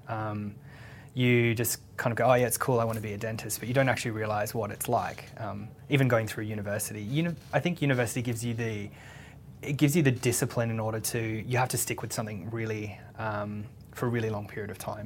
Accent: Sydney, New South Wales, Australia; also born or lived in Western Australia; I'm from Western Australia originally, and my dad's in agriculture, so we actually moved and lived in the country for a bit of time as well, and then but Sydney's really kind of my my hometown, so. I went to school there

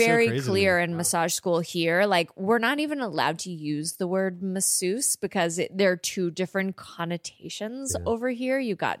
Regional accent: Canada; we're Canadian

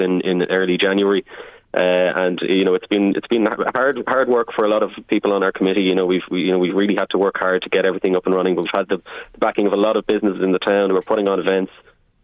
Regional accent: Navan, Leinster, Ireland; I grew up in Navan.

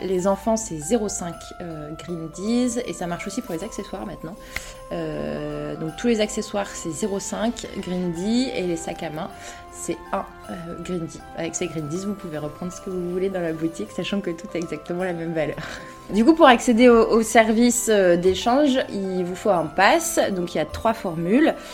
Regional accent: Lille, Hauts-de-France, France; Je suis lilloise euh, depuis, euh, depuis toujours.

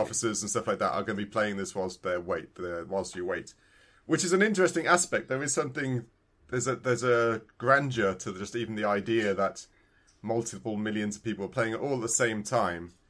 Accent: United Kingdom; I'm that British

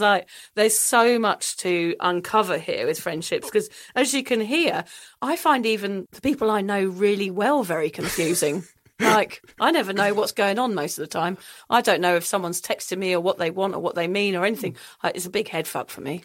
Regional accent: England, United Kingdom; now in Sunshine Coast, Australia; I also find it difficult being English in Australia

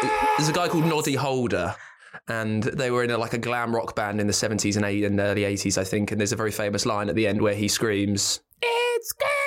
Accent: United Kingdom; what us British don't really do.

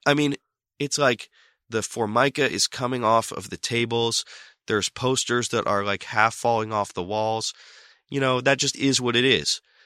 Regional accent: Boston, Massachusetts, United States; also born or lived in Summit, New Jersey / London; I basically grew up in Boston and I consider myself to be from Boston

